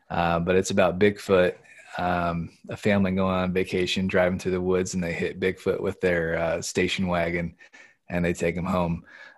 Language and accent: English; Midwest, United States; now in Pennsylvania, United States; growing up in the Midwest, persimmons was something we partake in quite a bit. But out here in Pennsylvania, not as many folks know about them